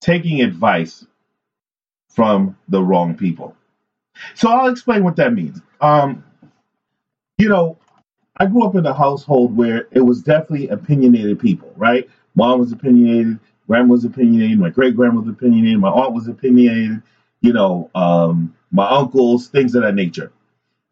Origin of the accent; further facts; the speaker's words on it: New York City, New York, United States; I grew up in New York City